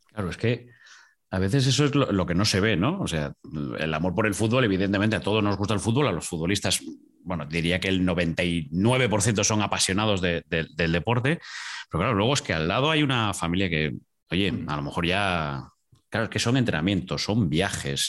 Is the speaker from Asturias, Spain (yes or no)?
yes; Asturias, Spain; yo soy asturiano